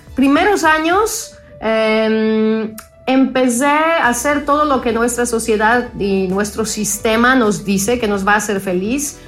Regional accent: Poland; Spanish is a second language; moved away; nací en Polonia, crecí en Polonia

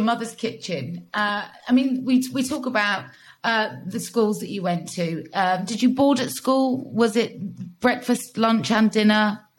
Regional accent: Gloucestershire, South West England, United Kingdom; Tom Kerridge and I, we recently shared our love of growing up in Gloucestershire.

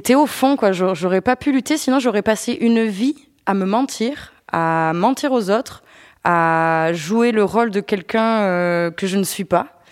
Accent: Avignon, Provence-Alpes-Côte d'Azur, France; moved away as an adult; now in Paris, France; chez moi à Avignon

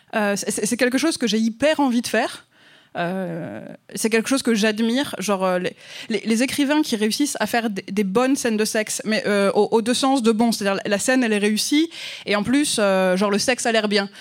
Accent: France; accent: French; mon accent français

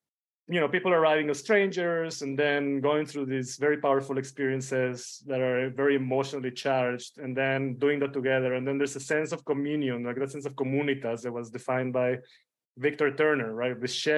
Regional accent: Israel; also born or lived in Mexico City, Mexico; You know, I was born in Mexico City, but then when I was 12 or 13, we moved out of Mexico we went to Tel Aviv, well, close to Tel Aviv, a small town just north of Tel Aviv in Israel. And that's where I grew up

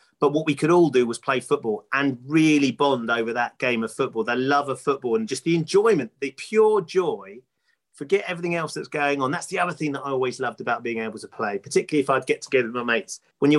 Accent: England, United Kingdom; we're from England

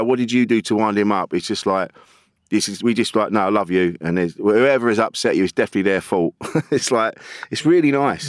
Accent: Orpington, South East England, United Kingdom; Alpington in Kent

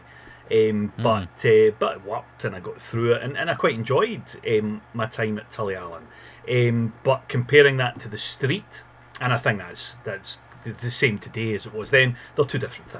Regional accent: Glasgow, Scotland, United Kingdom; my family were based there when I was a boy. So I'm from Glasgow

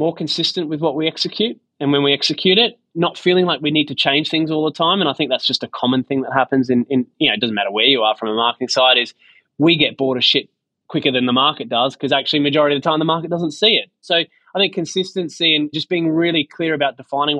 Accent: Sydney, New South Wales, Australia; growing up in Sydney

